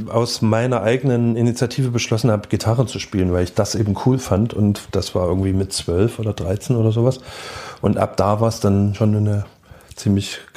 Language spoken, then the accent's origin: German; Dresden, Saxony, Germany; also born or lived in Leipzig; Davor Dresden und davor Leipzig. Leipzig Geburt bis 79 und dann eben Dresden Proles Neubaugebiet von 79